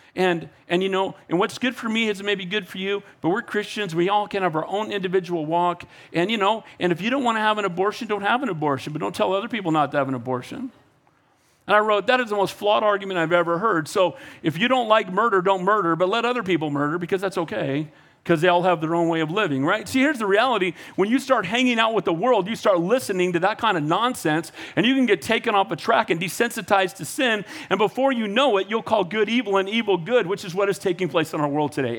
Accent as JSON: {"language": "English", "country": "United States", "tie": "born or raised there", "said": "I was born in America"}